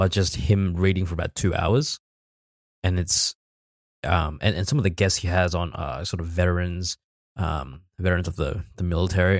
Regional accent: Australia; accent: Australian; we are actually Australian.

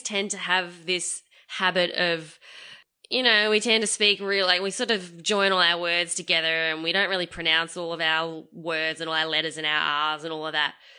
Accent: Australia; I was born in Australia.

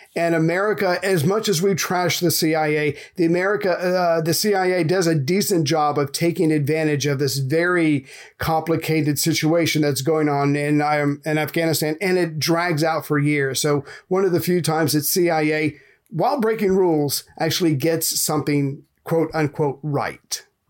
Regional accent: United States; as an American

